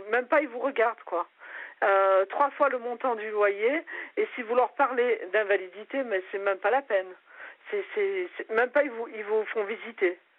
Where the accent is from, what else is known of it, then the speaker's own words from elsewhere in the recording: Grenoble, Auvergne-Rhône-Alpes, France; now in Nice, France; quand je suis venue de Grenoble, je suis allée, mes parents étaient dans une cité à Nice Nord